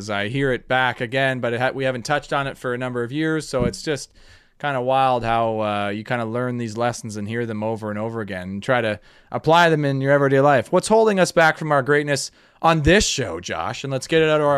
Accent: Canada; we're Canadian

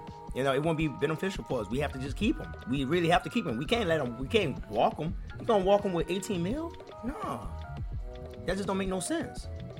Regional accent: New Orleans, Louisiana, United States; now in Houston, United States; I'm from New Orleans, man.

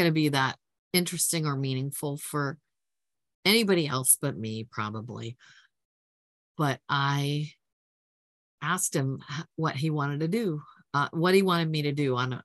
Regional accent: Huntington Beach, California, United States; I grew up in Huntington Beach, which is on the Pacific Ocean, and it's in Orange County

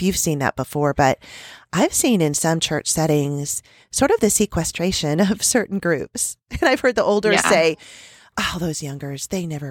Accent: California, United States; moved away as an adult; now in Kansas, United States; I'm from California

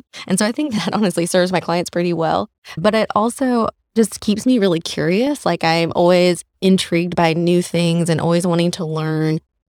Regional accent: Shelby, North Carolina, United States; also born or lived in Raleigh, North Carolina; I grew up in Shelby, North Carolina.

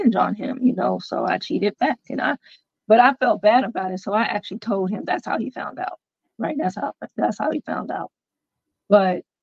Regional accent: Clarksville, Tennessee, United States; I am from Clarksville, Tennessee.

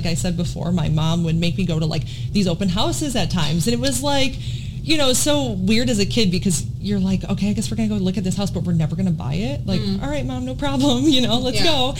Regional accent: Wisconsin, United States; now in Virginia Beach, United States; I am from Wisconsin originally, near Chicago area, just right over the border. Grew up there my whole life

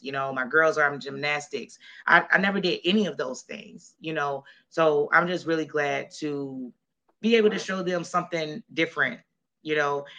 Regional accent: Jacksonville, Florida, United States; moved away as an adult; also born or lived in Colorado; we moved back to my hometown to Jacksonville, Florida

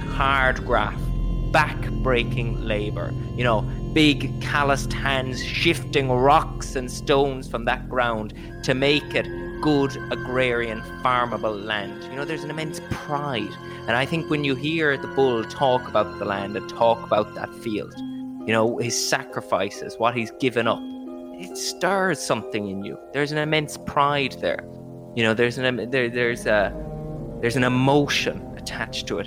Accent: Ireland

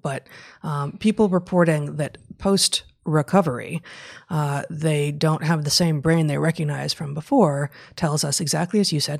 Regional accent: United States; as American citizens, you know, of the United States of America

